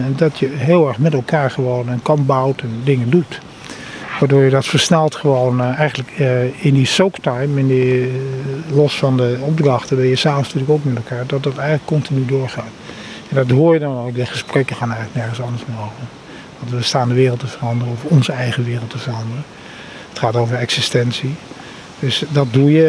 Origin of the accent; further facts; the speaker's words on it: Netherlands; ik ben een Nederlander, Indische jongen